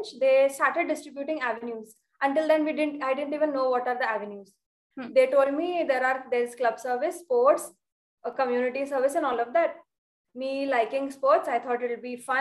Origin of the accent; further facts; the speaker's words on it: Belgaum, Karnataka, India; moved away as an adult; now in Mumbai, India; I came to Mumbai for graduation. I live in Belgaum.